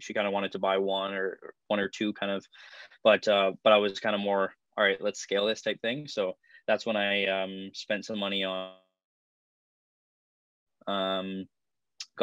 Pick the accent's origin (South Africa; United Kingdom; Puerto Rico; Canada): Canada; Niagara Falls, Ontario; born and raised in Niagara Falls, Ontario.